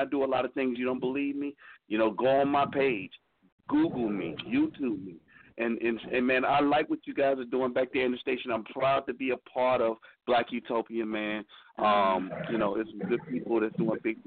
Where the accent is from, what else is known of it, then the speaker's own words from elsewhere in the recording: Atlanta, Georgia, United States; Atlanta, man. My hometown